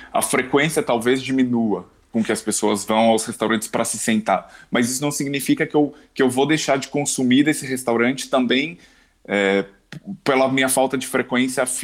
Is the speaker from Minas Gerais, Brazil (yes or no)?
no; São Paulo, Brazil; now in Portugal; eu, quando cheguei cá, eu, vim, eu vim de São Paulo